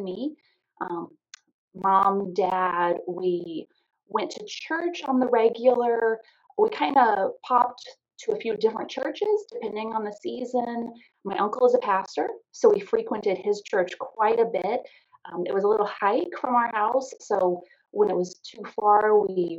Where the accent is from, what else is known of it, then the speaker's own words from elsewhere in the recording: Triangle, Virginia, United States; also born or lived in Lake Ridge, Virginia; I grew up in Triangle, right outside the Quantico Marine Corps base